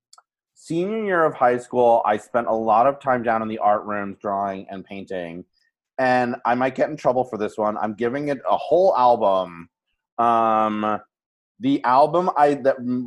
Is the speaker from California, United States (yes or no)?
no; a suburb of New York, United States; my hometown, which was a suburb of New York.